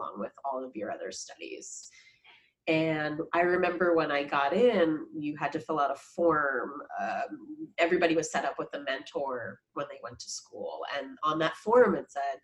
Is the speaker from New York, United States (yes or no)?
yes; New York, United States; I grew up in New York, very diverse place, middle class town